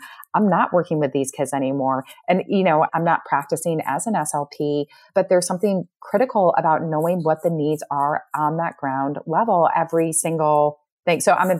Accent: Connecticut, United States; moved away as an adult; also born or lived in Pennsylvania / New York; now in Midwest, United States; I was born and raised in Connecticut, Pennsylvania, New York.

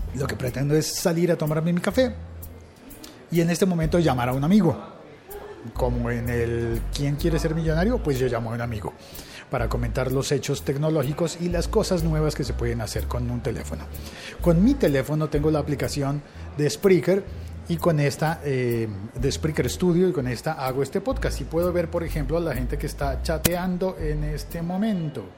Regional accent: Colombia

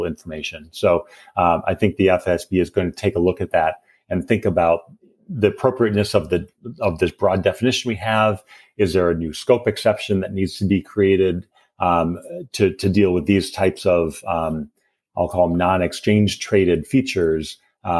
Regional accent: Wisconsin, United States; I also grew up in Wisconsin

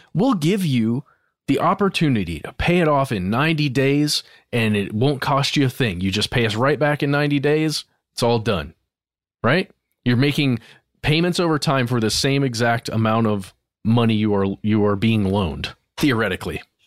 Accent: United States; as I am an American

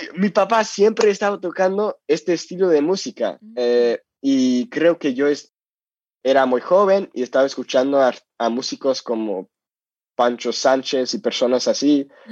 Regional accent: Los Angeles, California, United States; Spanish is a second language; also born or lived in Seville, Spain; soy de California, soy de Los Ángeles, vivo en Los Ángeles

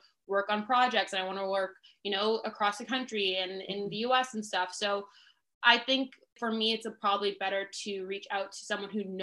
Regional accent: Canada; also born or lived in Toronto; as a Canadian

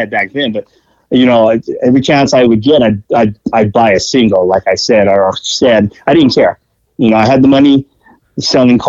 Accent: Pomona, California, United States; also born or lived in Los Angeles, California; Growing up in Pomona. I actually grew up in L.A. up until I was like 7. I grew up actually just around the corner from the original Tommy's

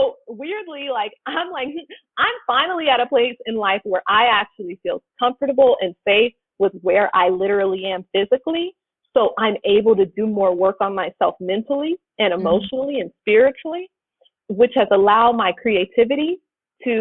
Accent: Los Angeles, California, United States; growing up in South Central

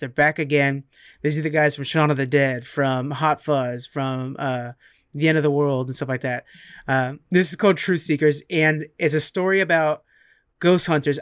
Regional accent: California, United States; first language English; moved away; we're both from California

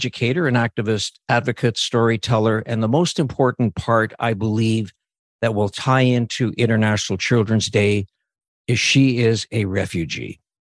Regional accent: Canada; born there; Just to put in perspective, I was born in Canada.

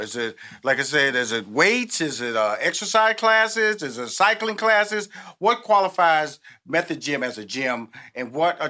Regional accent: Houston, Texas, United States; also born or lived in New York / Chicago / Los Angeles; now in Atlanta, United States; I've lived in New York, I've lived in Chicago, I've lived in Los Angeles, I'm born and raised in Houston, I'm now based in Atlanta.

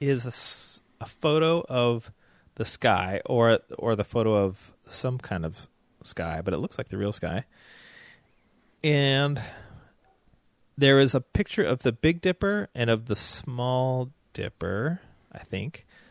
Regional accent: the South, United States; accent: southern; my growing up in the South

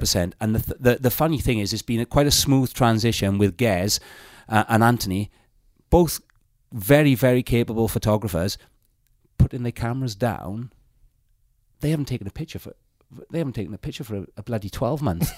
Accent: South Wales Valleys, United Kingdom; I come from the South Wales Valleys

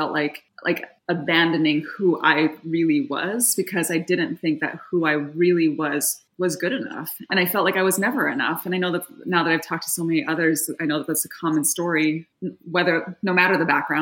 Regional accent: Yokohama, Kanagawa, Japan; moved away as an adult; now in Seattle, United States; I was born and raised in Yokohama, Japan. My father is full Japanese. My mother was American. And I was born and raised there until I was 18, but I went to an American school.

